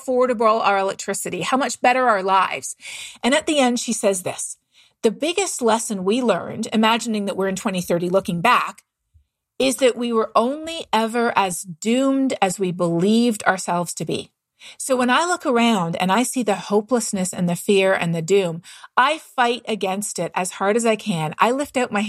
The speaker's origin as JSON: {"language": "English", "town": "Toronto", "region": "Ontario", "country": "Canada", "tie": "born or raised there", "moved": "yes", "said": "I'm from Canada myself. And I grew up running through the woods of Southern Ontario"}